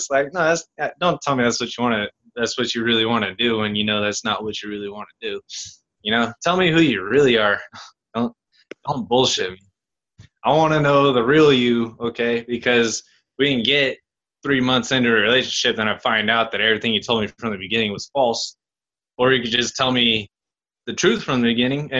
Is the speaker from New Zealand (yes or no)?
no; United Kingdom; I don't lie. Huh? I'm British. I would never.